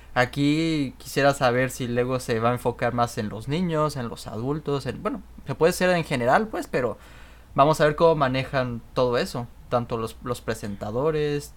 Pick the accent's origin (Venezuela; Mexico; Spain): Mexico; now in Canada; nosotros que, que somos mexicanos